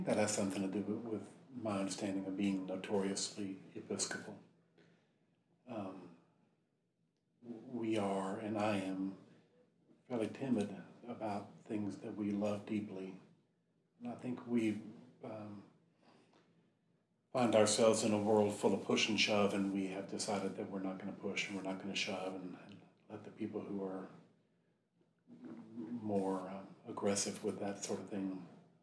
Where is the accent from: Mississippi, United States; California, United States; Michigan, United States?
Mississippi, United States; When I was in high school and college growing up in Mississippi, I worked at the diocesan summer camp there